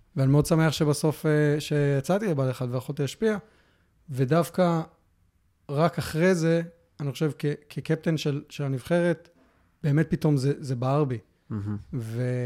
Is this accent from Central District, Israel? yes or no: yes; Hefer Valley, Central District, Israel; moved away; also born or lived in Melbourne, Australia; נולדתי בארץ, uh, uh, חיינו בעמק חפר uh, רוב, ה, רוב השנים, עד שעברנו לאוסטרליה. אה, גרנו במלבורן